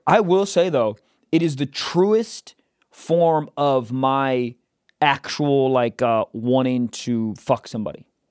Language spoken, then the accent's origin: English; Chicago, Illinois, United States; from my hometown? Then I'm like, whoa, Chicago?